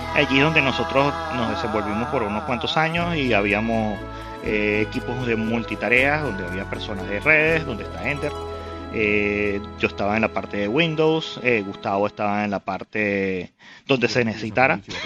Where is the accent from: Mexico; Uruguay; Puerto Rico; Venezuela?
Venezuela; somos de Venezuela